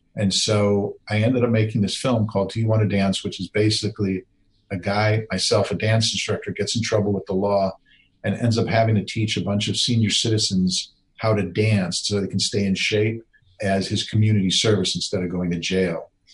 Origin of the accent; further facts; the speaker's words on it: Wisconsin, United States; I grew up in Wisconsin